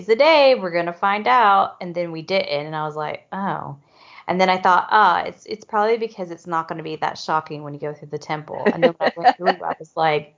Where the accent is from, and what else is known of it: United States